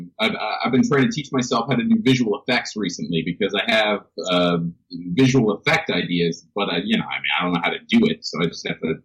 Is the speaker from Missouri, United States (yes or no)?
yes; St. Louis, Missouri, United States; moved away; I'm from St. Louis, Missouri